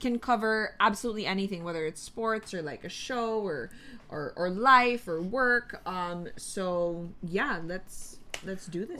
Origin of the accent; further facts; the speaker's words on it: Quezon City, Metro Manila, Philippines; also born or lived in Makati; I grew up in the north, like way north, Katipunan area